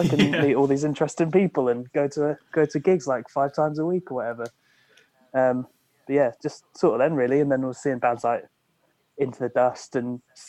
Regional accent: near Peterborough, East of England, United Kingdom; moved away as an adult; also born or lived in Bournemouth; No, I grew up near Peterborough.

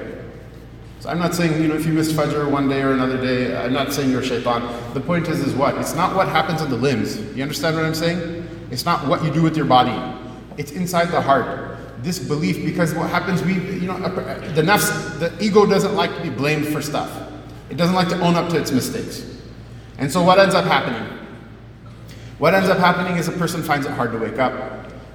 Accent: United States; can't you tell I'm an American?

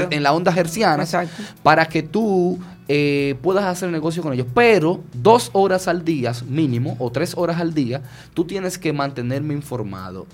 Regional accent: Dominican Republic; somos los dominicanos y dominicanas

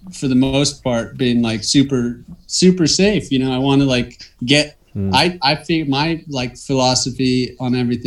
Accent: Southern California, United States; growing up in Southern California

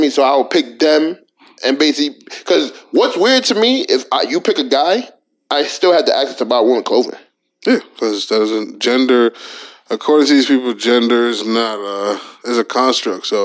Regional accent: Houston, Texas, United States; I'm from Houston too.

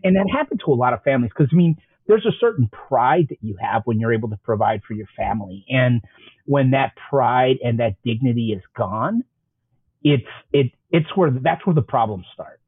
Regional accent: Chicago, Illinois, United States; I grew up on the South Side

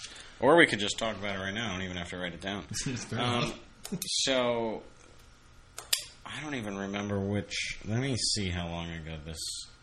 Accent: Florida, United States; I'm from Florida.

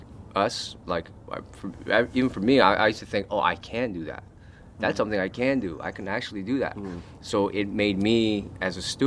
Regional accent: Los Angeles, California, United States; growing up in Koreatown, born and raised there

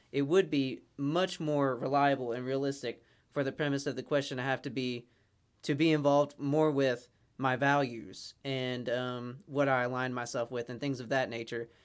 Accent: United States; I'm an American

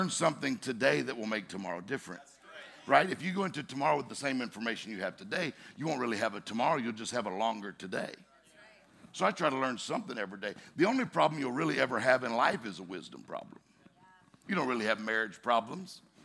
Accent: Mississippi, United States; I'm from Mississippi

